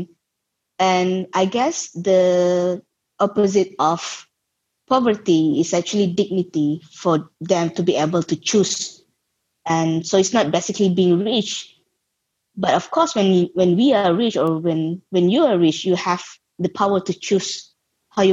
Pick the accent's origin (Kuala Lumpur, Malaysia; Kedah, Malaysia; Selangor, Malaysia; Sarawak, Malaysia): Kedah, Malaysia; I grew up in Malaysia and I'm still in Malaysia.